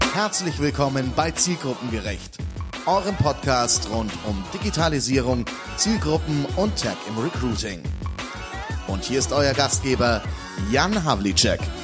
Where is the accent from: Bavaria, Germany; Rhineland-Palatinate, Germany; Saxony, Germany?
Bavaria, Germany; bei uns in Bayern